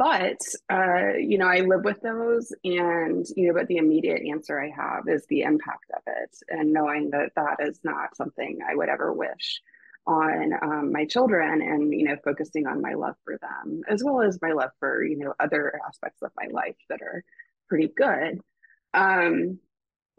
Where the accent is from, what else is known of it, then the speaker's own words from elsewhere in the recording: Raleigh, North Carolina, United States; We were living in Raleigh. I grew up in Raleigh